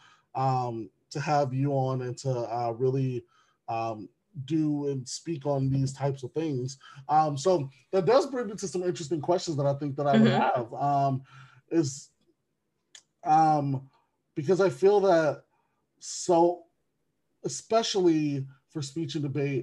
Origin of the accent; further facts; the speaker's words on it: Wisconsin, United States; Wisconsin is one of those, which is my home state